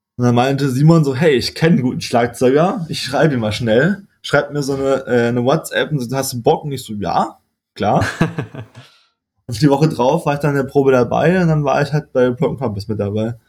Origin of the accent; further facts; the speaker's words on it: Freiburg, Baden-Württemberg, Germany; moved away as an adult; aufgewachsen, ich komme aus Freiburg, geboren und war bis zum Ende von meinem Master eigentlich, also bis ich, oh, lass mich liegen, 25, 25 war ich in Freiburg